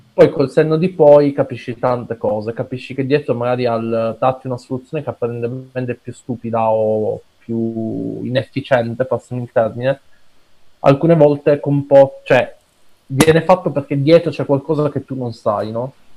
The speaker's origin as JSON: {"language": "Italian", "area": "Piazza Armerina, province of Enna", "region": "Sicily", "country": "Italy", "tie": "born or raised there", "said": "in Italia, nel mio paesino, Piazza San Merino, in provincia di Enna"}